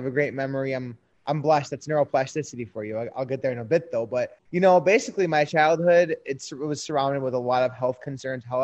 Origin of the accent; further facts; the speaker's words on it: Oak Park, Michigan, United States; I'm actually born and raised in Oak Park, Michigan